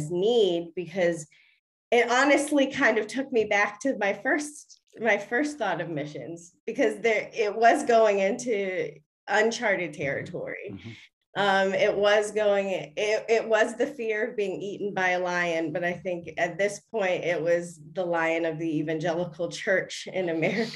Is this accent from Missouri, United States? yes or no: no; Baltimore, Maryland, United States; moved away as an adult; now in New York City, United States; Grew up in Maryland, Baltimore, Maryland, and spent most of my life there